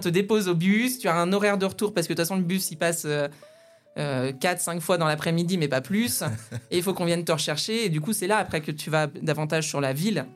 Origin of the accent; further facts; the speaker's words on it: Aube countryside, near Troyes, Grand Est, France; moved away; also born or lived in Nancy; je suis née euh, pas très loin de Troyes. J'ai grandi dans la campagne auboise avec mon papa, ma maman, ma grande sœur